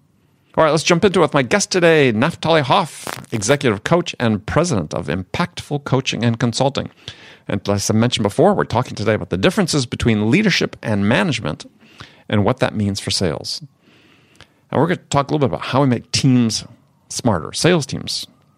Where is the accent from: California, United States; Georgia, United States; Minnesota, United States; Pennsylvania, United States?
California, United States; And I'm from California.